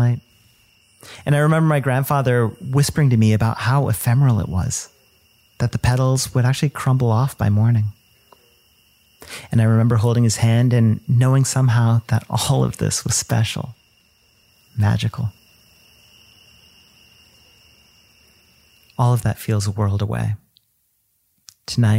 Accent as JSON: {"language": "English", "country": "United States", "tie": "born or raised there", "said": "He passed away when I was 9 and I grew up in the States"}